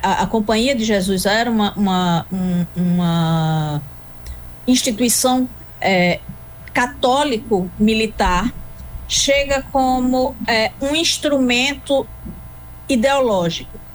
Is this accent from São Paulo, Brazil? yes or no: no; Arcoverde, Pernambuco, Brazil; also born or lived in Recife; Sou pernambucana. Hum. Nascida em Recife e criada em Arco Verde, de modo que Recife é um acidente e Arco Verde é coração.